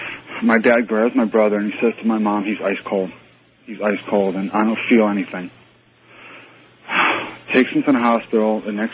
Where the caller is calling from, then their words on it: Fairborn, Ohio, United States; also born or lived in Edison, New Jersey; I'm calling from Fairborn, Ohio.